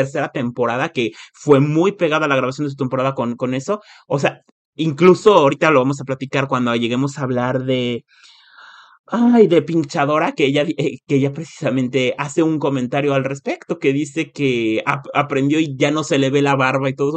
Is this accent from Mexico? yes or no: yes; Mexico; moved away; Soy de México